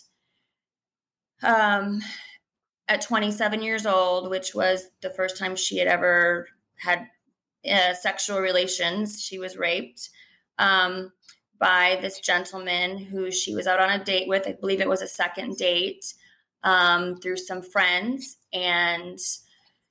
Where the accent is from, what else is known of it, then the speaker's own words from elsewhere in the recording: Rockford, Illinois, United States; moved away as an adult; So I grew up outside of Chicago in a town called Rockford